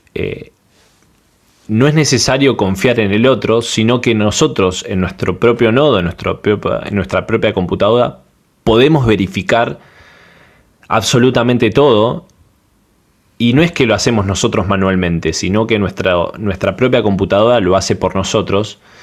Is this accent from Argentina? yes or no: yes; Argentina; soy de Argentina